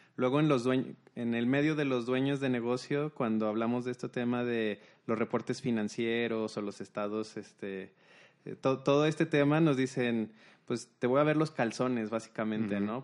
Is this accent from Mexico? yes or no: yes; Mexico; nuestras raíces mexicanas